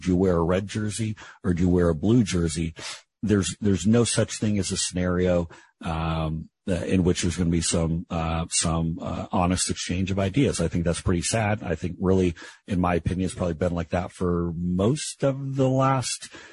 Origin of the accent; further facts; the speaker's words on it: Seattle, Washington, United States; I was born at the Group Health Hospital on Capitol Hill in uh, in Seattle